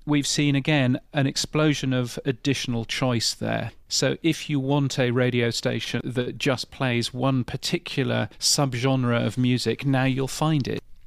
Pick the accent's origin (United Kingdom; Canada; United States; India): United Kingdom; I'm, I'm a Brit, as you can tell from my ridiculously aloof accent.